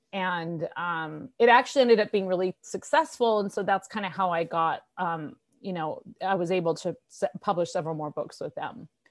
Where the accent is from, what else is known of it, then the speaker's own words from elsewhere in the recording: San Francisco, California, United States; I was born in California in the San Francisco Bay Area and lived most of my life there